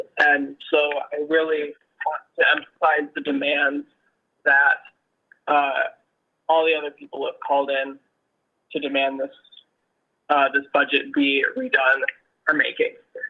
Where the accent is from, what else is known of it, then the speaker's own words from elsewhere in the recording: Grand Rapids, Michigan, United States; I'm from Grand Rapids.